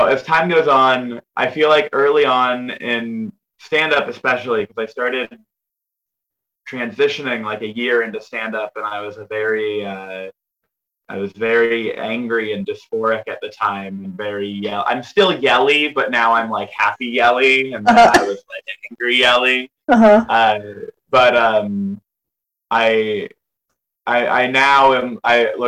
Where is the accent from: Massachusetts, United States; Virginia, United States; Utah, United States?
Virginia, United States; Northern; also born or lived in Los Angeles, California; I grew up in Northern Virginia, and I would drive 30 minutes to the count, like one county over into Fairfax